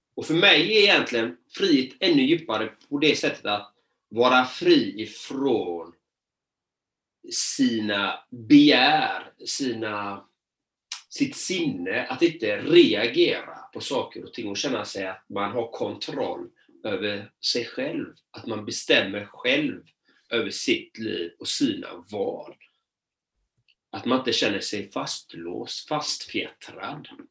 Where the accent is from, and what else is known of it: Sweden; born or raised there